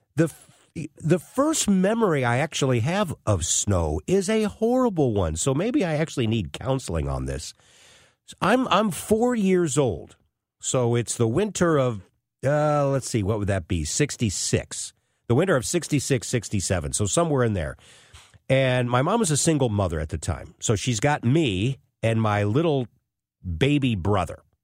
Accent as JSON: {"language": "English", "town": "Florissant", "region": "Missouri", "country": "United States", "tie": "born or raised there", "said": "growing up in Florissant, North County"}